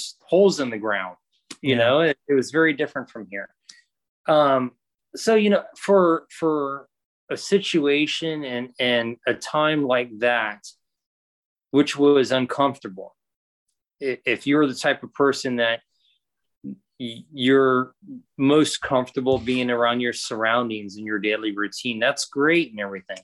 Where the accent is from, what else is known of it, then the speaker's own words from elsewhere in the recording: Florida, United States; moved away; I'm from Florida. There's no trains in Florida